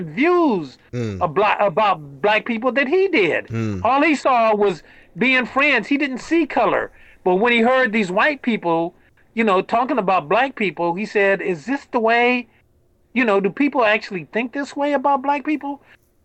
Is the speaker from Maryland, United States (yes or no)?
no; Compton, California, United States; When I grew up in Compton, went to Compton High School